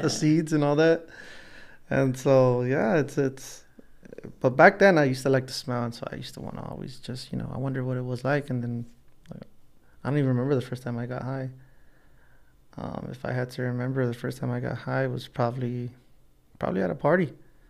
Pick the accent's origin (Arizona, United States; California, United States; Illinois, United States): California, United States; Los Angeles; growing up in Los Angeles, it's easy for you to do drugs. It's everywhere, you know.